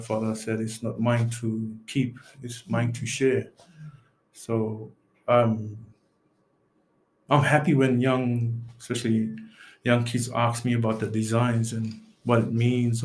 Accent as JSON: {"language": "English", "town": "Thursday Island", "region": "Queensland", "country": "Australia", "tie": "born or raised there", "also_born_or_lived": "Yam Island", "said": "When I was growing up on Thursday Island"}